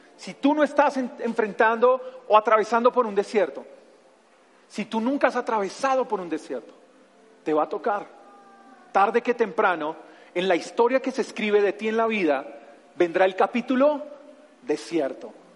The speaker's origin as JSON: {"language": "Spanish", "region": "Bogotá", "country": "Colombia", "said": "soy Rolo, soy de aquí de la ciudad de Bogotá"}